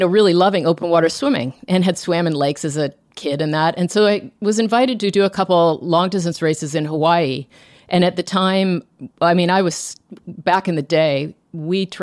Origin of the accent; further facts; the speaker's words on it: Toronto, Ontario, Canada; I grew up in Toronto, in suburban Toronto